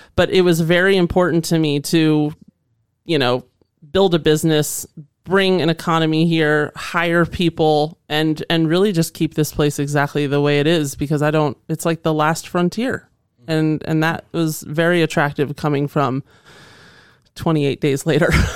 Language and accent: English; Northern Virginia, United States; also born or lived in Indiana / Los Angeles; now in Boise, United States; growing up in Northern Virginia